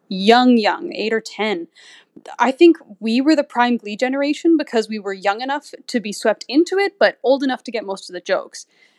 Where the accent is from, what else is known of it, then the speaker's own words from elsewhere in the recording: Saskatchewan, Canada; My pronouns are she, her, and I'm from Saskatchewan.